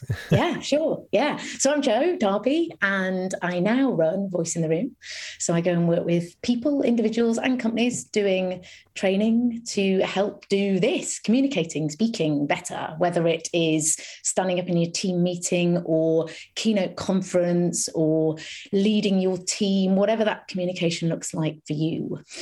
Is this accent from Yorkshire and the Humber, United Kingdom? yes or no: yes; a little village near Harrogate, Yorkshire and the Humber, United Kingdom; also born or lived in London; I spent most of my childhood in North Yorkshire